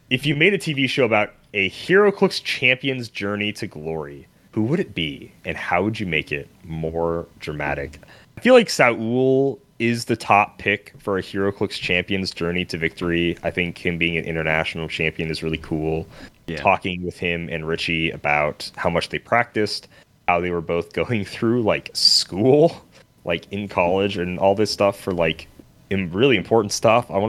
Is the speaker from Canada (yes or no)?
yes; Canada; I'm from Canada.